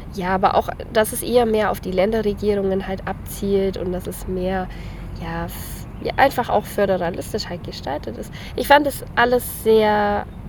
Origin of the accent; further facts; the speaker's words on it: Ottobeuren, Bavaria, Germany; also born or lived in Eichstätt; bei mir in meiner Heimat